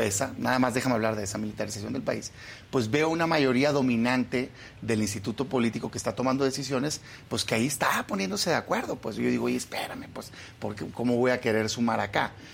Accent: Sonora, Mexico; now in Mexico City, Mexico; yo, soy de Sonora, pero ya vivo, vivo acá en la Ciudad de México

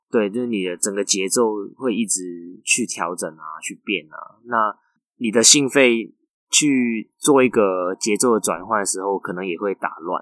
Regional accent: Macau; moved away as an adult; now in Taiwan; 你高中是在澳门念书的？ 对，我是从大学才过来台湾念书。

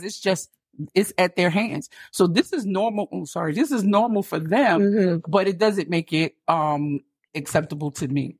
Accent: East Orange, New Jersey, United States; moved away as an adult; now in Atlanta, United States; I am from East Orange, New Jersey, always rep EO. No yeah. matter where I go, yeah. East Orange is always my home

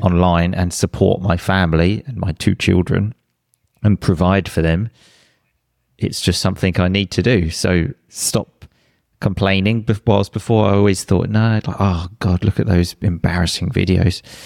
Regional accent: England, United Kingdom; moved away as an adult; also born or lived in Sicily, Italy; we decided to move back to England

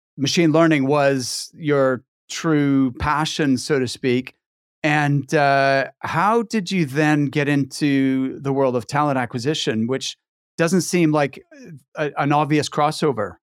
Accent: Halifax, Nova Scotia, Canada; moved away as an adult; also born or lived in near Edinburgh, Scotland; now in Scotland, United Kingdom; I'm from Halifax

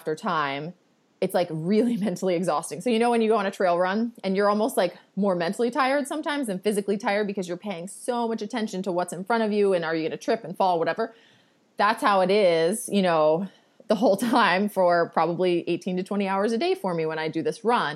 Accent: Baltimore, Maryland, United States; accent: Baltimore; my Baltimore accent that says Appalachian.

